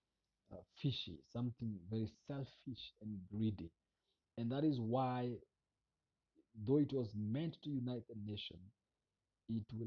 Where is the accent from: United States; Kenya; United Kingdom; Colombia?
Kenya; I am a Kenyan